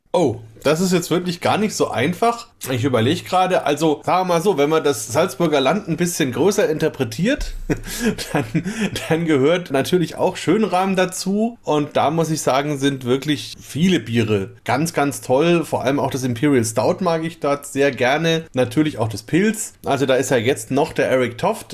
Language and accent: German; Bamberg, Bavaria, Germany; bei uns in Franken, eben wenn bei uns in Bamberg